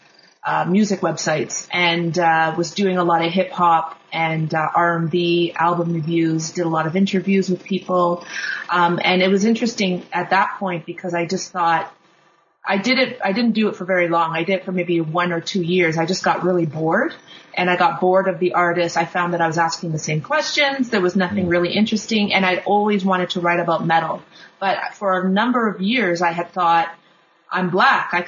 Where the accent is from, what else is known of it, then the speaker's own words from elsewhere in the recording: Kingston, Ontario, Canada; now in Toronto, Canada; I grew up in Kingston, Ontario